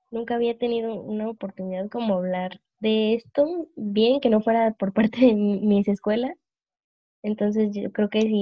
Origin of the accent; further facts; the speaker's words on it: Guadalajara, Jalisco, Mexico; now in Guanajuato, Mexico; soy de Guadalajara, pero vivo en Guanajuato.